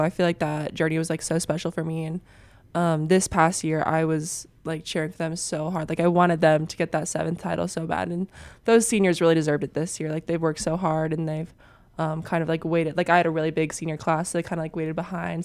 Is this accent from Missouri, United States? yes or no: no; Papillion, Nebraska, United States; I'm from Nebraska